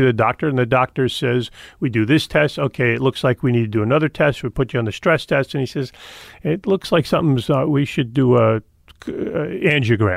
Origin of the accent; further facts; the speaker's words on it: Fort Lee, New Jersey, United States; also born or lived in New York City / Leonia; the house I grew up in, in Fort Lee